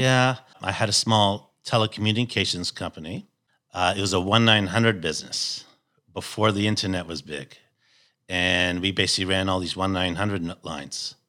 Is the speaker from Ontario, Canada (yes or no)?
yes; Toronto, Ontario, Canada; moved away; I come from Toronto, Canada.